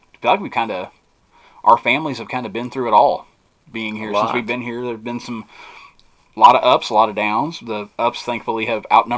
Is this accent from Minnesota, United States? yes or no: no; Springfield, Missouri, United States; also born or lived in Columbia, Missouri; Grew up in Springfield